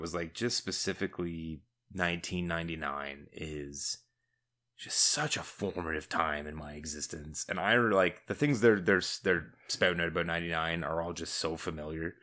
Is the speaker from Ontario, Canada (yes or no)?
yes; Southern Ontario, Canada; we are from Southern Ontario